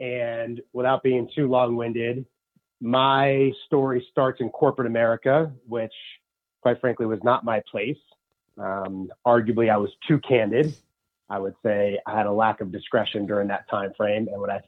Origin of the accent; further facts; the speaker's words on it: New York City, New York, United States; First is I'm a New Yorker and I resonate with being a New Yorker, meaning I'm direct.